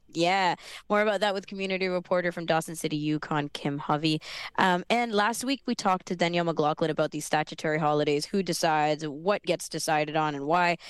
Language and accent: English; Sri Lanka; I'm Sri Lankan